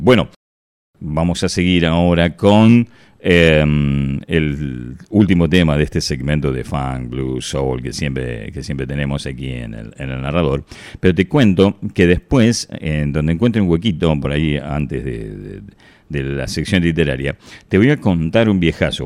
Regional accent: Ramos Mejía, Buenos Aires Province, Argentina; Yo vivía en Ramos Mejía

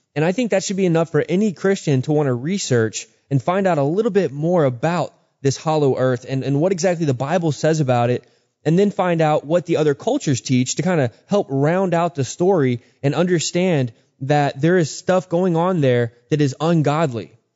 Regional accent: Texas, United States; now in Georgia, United States; I grew up in Texas

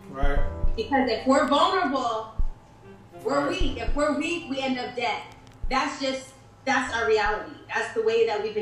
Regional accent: Berlin, Germany; born there; So yeah, I was born in Berlin.

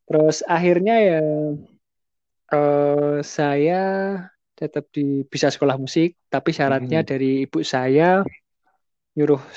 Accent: Salatiga, Central Java, Indonesia; born there; dari awal saya dilahirkan di kota Salatiga ya, yang notabene juga emang mayoritas muslimnya itu ya boleh dikatakan lah ya.

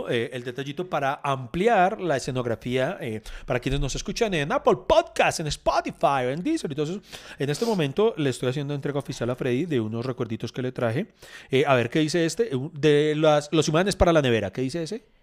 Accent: Bogotá, Colombia; bueno, soy muy rolo, muy vacaciones.

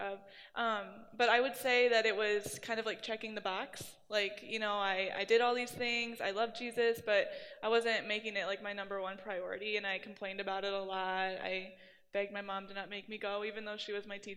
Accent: Dike, Iowa, United States; I'm from Dyke. I lived there my whole life until I went to college, and then I went to UNI

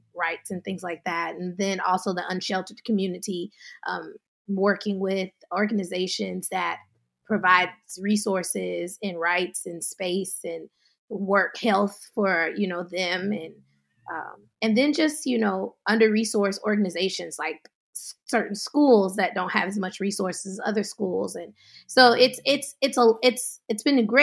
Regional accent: Dallas, Texas, United States; moved away as an adult; also born or lived in Atlanta, Georgia; now in Marin County, United States; I was born and raised in Texas, Dallas, Texas, and went to college in Atlanta

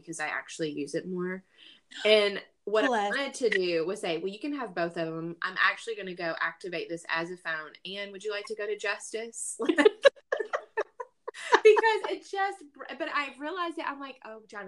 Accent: the South, United States; I grew up in the South

